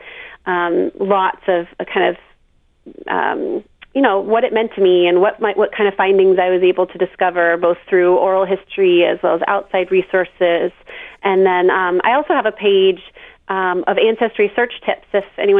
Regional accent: Plainville, Massachusetts, United States; also born or lived in Charlottesville, Virginia; I'm from Massachusetts, yeah, southeastern Mass, a town called Plainville

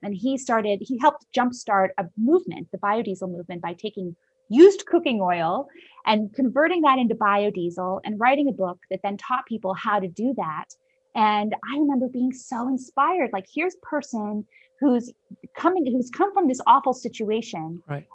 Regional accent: Ohio, United States; I was born in Ohio

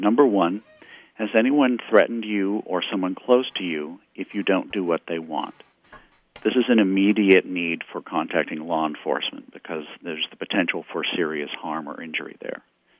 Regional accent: Missouri, United States; certainly here in my home state in Missouri

